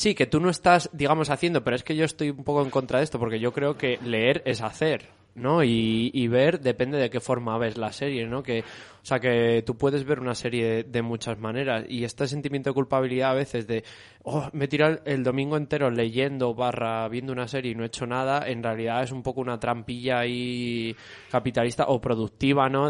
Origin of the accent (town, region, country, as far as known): Community of Madrid, Spain